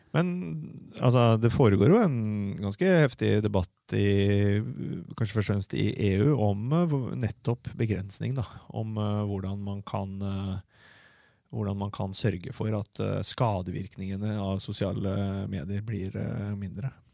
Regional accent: Fredrikstad, Østfold, Norway; jeg er øh, født og oppvokst på Selbakk

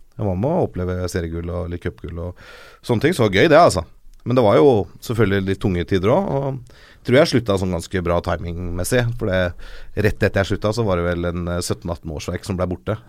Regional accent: Norway; jeg er en norsk Liverpool-supporter

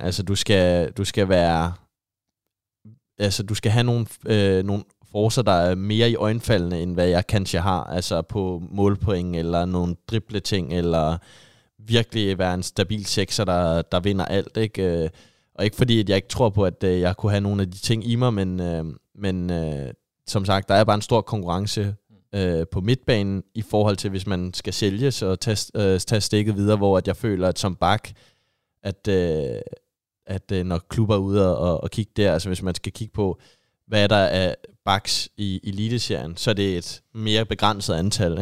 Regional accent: just south of Copenhagen, Capital Region of Denmark, Denmark; moved away as an adult; now in Haugesund, Norway; jeg kommer jo lige syd fra København

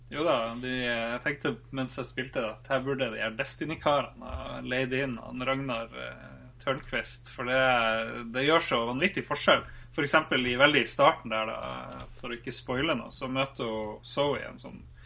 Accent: Norway; vi er fra Norge

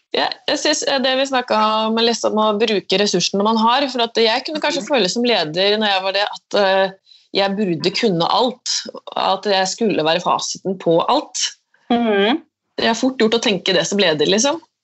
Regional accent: Askim or Trøgstad area, Østfold, Norway; her er jo jeg vokst opp selv, så dette er jo hjembyen min

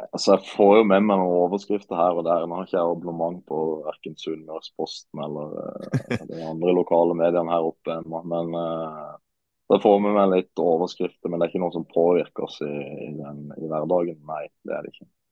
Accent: Marnardal, Agder, Norway; also born or lived in Sandnes; now in Ålesund, Norway; Julaften den tilbringes hjemme i Marnardal sammen med, med, mor og far

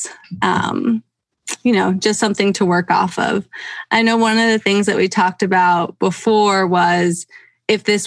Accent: Pennsylvania, United States; now in Seattle, United States; I grew up in Pennsylvania

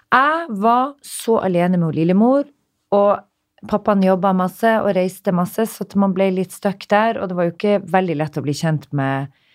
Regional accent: Narvik, Nordland, Norway; moved away; also born or lived in Stockholm, Sweden / Oslo, Norway

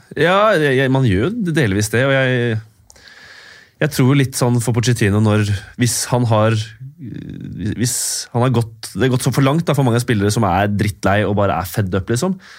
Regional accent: Norway; Som nordmann

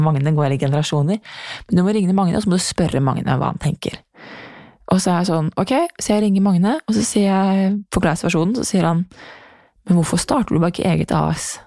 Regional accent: Norway; also born or lived in New York; hjem til Norge

